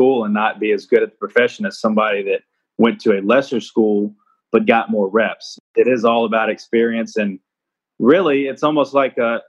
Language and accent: English; Jackson, Tennessee, United States; I'm from Jackson, Tennessee.